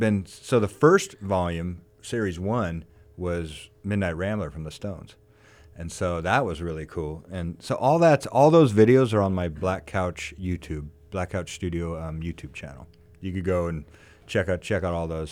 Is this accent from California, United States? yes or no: yes; Ventura, California, United States; I grew up here in Ventura